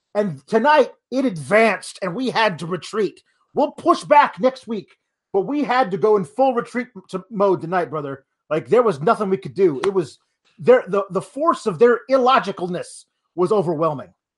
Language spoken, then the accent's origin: English; Milwaukee, Wisconsin, United States; my hometown, Milwaukee